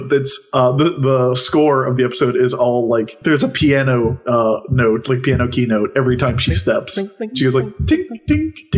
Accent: the South, United States; I was raised in the South

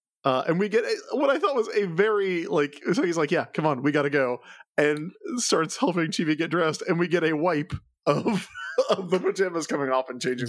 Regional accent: South Carolina, United States; I grew up in South Carolina.

